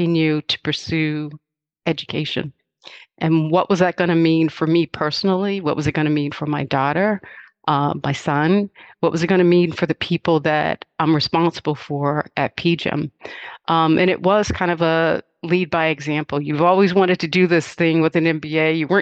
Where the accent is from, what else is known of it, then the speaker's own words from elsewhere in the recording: King George County, Virginia, United States; My mother and I grew up in Southern rural Virginia, in a little place called King George County.